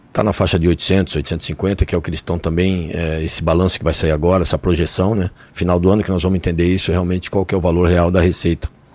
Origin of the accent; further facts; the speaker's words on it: São Paulo, Brazil; also born or lived in Itambé, Paraná; Eu nasci no Paraná, vim para São Paulo de 4 para 5 anos. Eu nasci numa cidadezinha chamada Itambé